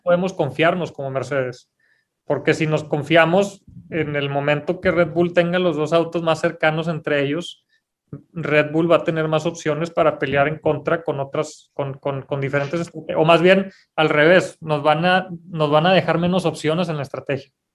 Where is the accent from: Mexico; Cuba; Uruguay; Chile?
Mexico